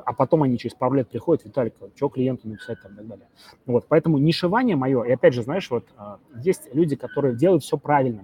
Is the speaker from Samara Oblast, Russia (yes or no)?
yes; Samara, Samara Oblast, Russia; я из Самары